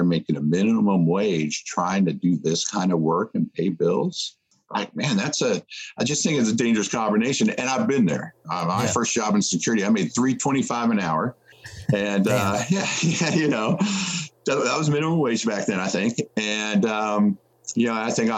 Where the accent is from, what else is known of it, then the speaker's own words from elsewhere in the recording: Nashville, Tennessee, United States; my hometown in Nashville